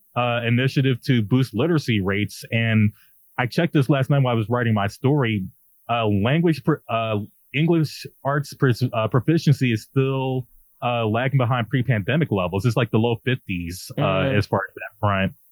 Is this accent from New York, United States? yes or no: no; Maryland, United States; I'm from Maryland